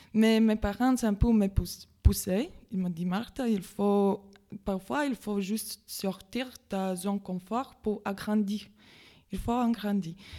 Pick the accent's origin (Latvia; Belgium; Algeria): Latvia; French is a second language; moved away as an adult; now in Metz, France; d'origine, je suis letton, je viens de Lettonie